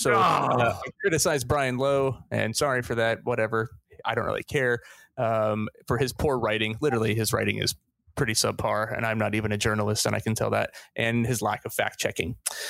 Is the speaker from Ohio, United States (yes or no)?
yes; Ohio, United States; in my home state. Like, I was born in Ohio, born near Cleveland, so like even more so.